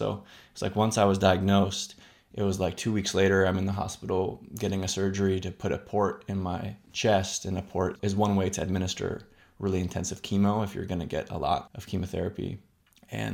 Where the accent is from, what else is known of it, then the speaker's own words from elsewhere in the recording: Bay Area, California, United States; moved away; also born or lived in New Hampshire / New York; I am originally from California, Bay Area. It's where I was born and I grew up